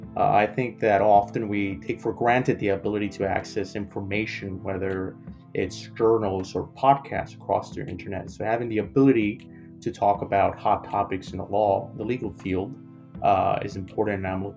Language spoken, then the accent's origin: English; New York City, New York, United States; now in Ottawa, Canada; A fun fact about me, I grew up in New York City, and I am an immigrant to Canada.